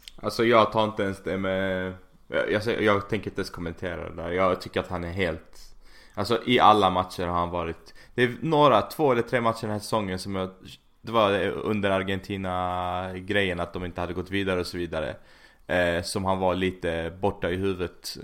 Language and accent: Swedish; Malmö, Skåne, Sweden; now in Sickla, Sweden; Alltså jag är från Malmö